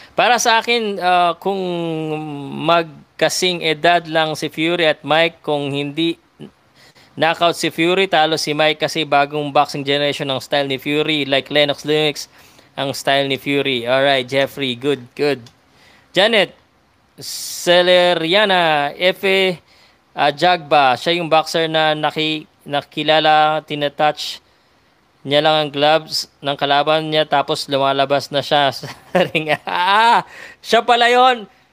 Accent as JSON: {"language": "Tagalog", "country": "Philippines", "said": "Filipino ako eh"}